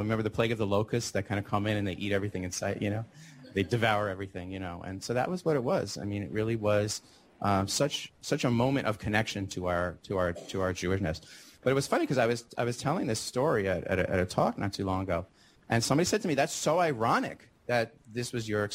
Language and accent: English; Great Neck, New York, United States; moved away; So I'm actually from New York. I'm a native New Yorker, although I grew up in Great Neck